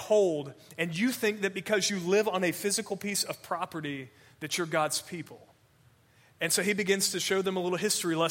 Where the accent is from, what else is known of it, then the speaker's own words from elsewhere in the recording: United States; for us as American Christians